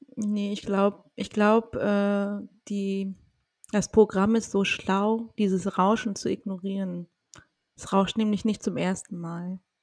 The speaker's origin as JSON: {"language": "German", "region": "Mecklenburg-Vorpommern", "country": "Germany", "tie": "born or raised there", "said": "aus Mecklenburg-Vorpommern, meiner Heimat"}